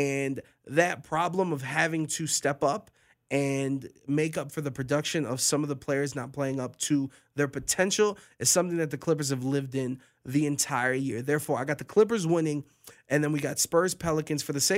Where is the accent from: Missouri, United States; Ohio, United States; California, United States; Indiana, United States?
Ohio, United States; Cleveland; now in Las Vegas, United States; I'm born and raised in Cleveland